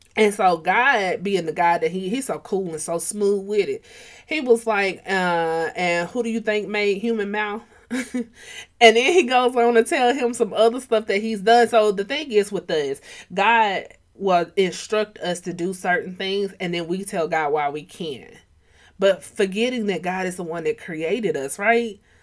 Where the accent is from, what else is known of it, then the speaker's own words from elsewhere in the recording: Atlanta, Georgia, United States; I'm from Atlanta.